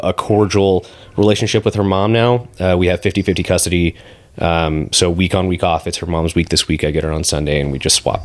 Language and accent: English; Southern California, United States; moved away as an adult; now in San Antonio, United States; We're both from Southern California